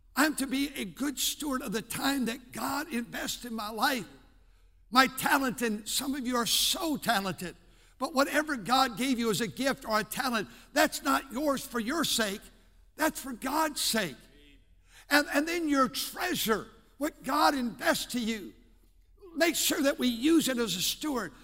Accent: Milwaukee, Wisconsin, United States; I was born in Milwaukee, Wisconsin

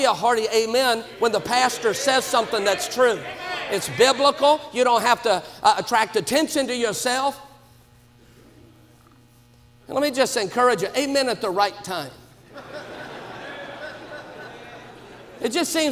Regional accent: Baton Rouge, Louisiana, United States; I'm from Baton Rouge, Louisiana

